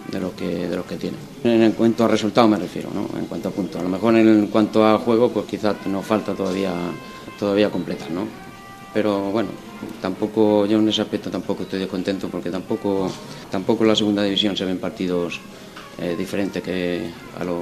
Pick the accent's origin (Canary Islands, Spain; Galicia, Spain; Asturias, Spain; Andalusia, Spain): Asturias, Spain; Gijón; Una emoción muy grande, porque soy esportinguisa, soy gijonesa.